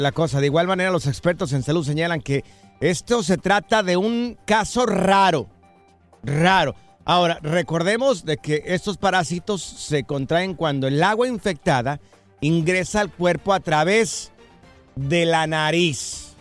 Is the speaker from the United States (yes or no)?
no; Jalisco, Mexico; moved away; Soy de Miraplanes, en el estado de Jalisco. Es un ranchito